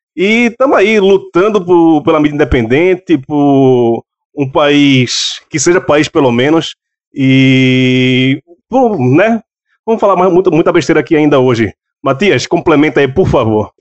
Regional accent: Recife, Pernambuco, Brazil; moved away as an adult; also born or lived in Guarulhos, São Paulo; now in São Paulo, Brazil; Passei a vida toda em Recife, mas por um erro de tempo e espaço acabei nascendo em Guarulhos, mas com menos de dois meses de idade fui morar no, em Pernambuco, fiquei lá durante 30 e poucos anos

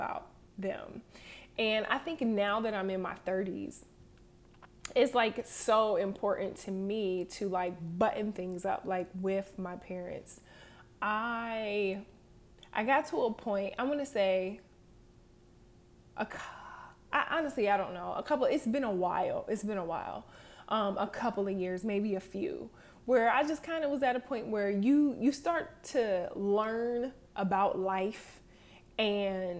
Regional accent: Harrisburg, Pennsylvania, United States; moved away as an adult; I'm from Harrisburg, Pennsylvania, little bitty town

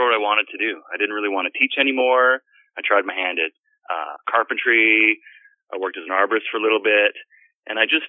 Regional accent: Penetanguishene, Ontario, Canada; moved away as an adult; also born or lived in Port Elgin; that's where I am right now, is in Penetang Machine on Georgian Bay

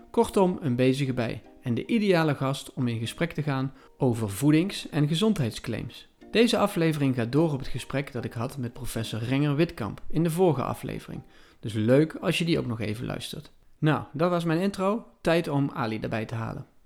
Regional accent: Limburg, Netherlands; ik ben een oprechte Limburger

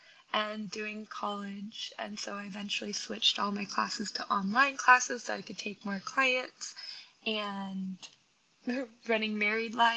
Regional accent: Queen Creek, Arizona, United States; moved away as an adult; also born or lived in Alaska; I was born and raised in Arizona, in Queen Creek

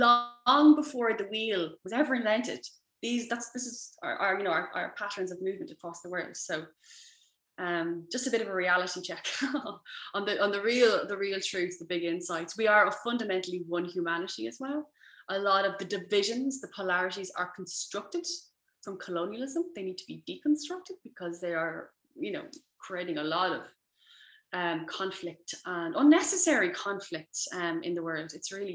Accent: Leinster, Ireland; also born or lived in Mullingar; I went to Wilson's Hospital School in the middle of nowhere in rural Ireland

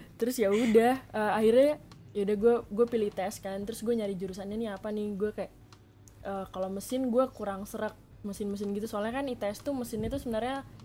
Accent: Bandung, West Java, Indonesia; moved away as an adult; also born or lived in Surabaya; gue orang Bandung sebenarnya

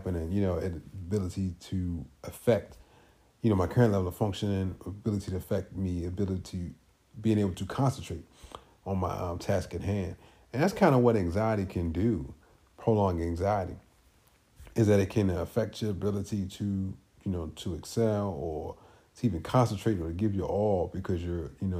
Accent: Baltimore, Maryland, United States; I grew up in Baltimore City

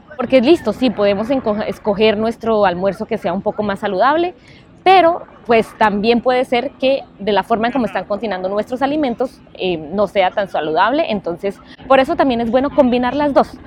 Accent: Colombia; moved away; also born or lived in New York; Creciendo, obviamente, en Colombia, nosotros tenemos siempre esa esa forma de alimentarnos

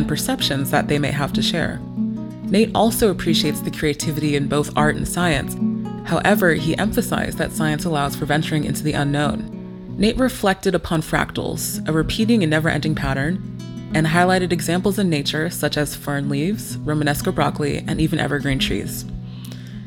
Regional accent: Nigeria; I am Nigerian

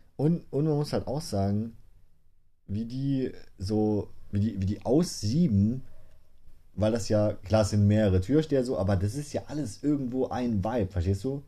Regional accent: Saarland, Germany; Wir sind aus dem Saarland

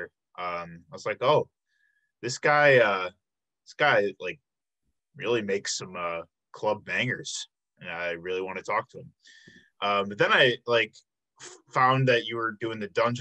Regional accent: south suburbs of Chicago, Illinois, United States; moved away as an adult; now in Milwaukee, United States; I'm actually originally from the south suburbs of Chicago. But I came up here for school 7 years ago.

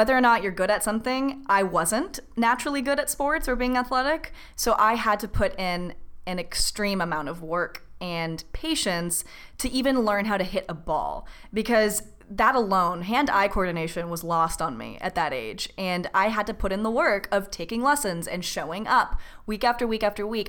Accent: Orange County, California, United States; I was raised in Orange County, which is a nice, pleasant, suburban place to grow up.

